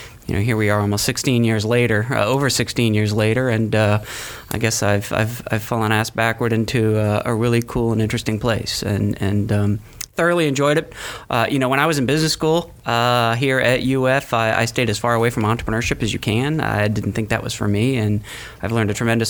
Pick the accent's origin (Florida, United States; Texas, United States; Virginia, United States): Florida, United States; Gainesville; moved away; also born or lived in Atlanta / Paris; I was born in Gainesville